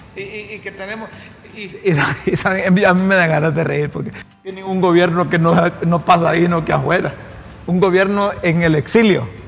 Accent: Honduras; yo como hondureño

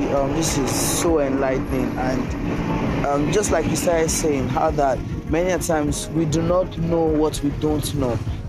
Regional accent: Nigeria; I'm from Nigeria. … from Nigeria.

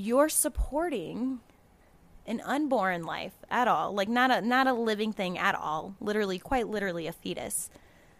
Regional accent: Florida, United States; I'm from Florida

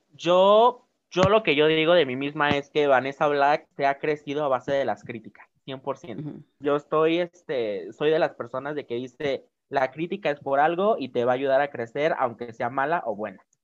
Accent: Oaxaca, Mexico; de aquí de Oaxaca, es de mi tierra

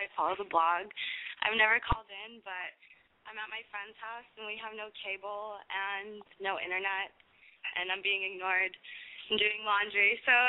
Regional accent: Texas, United States; now in Los Angeles, United States; I'm Latina. I'm from Texas. I'm a Texas girl, and I'm really proud of that.

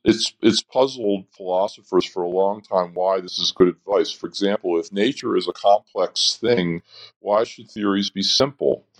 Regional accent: Baltimore, Maryland, United States; moved away as an adult; also born or lived in Philadelphia, Pennsylvania; now in Madison, United States; I grew up in Baltimore, Maryland

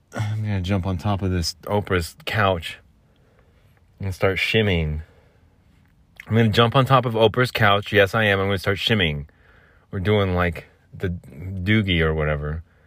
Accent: Phoenix, Arizona, United States; I'm from Phoenix

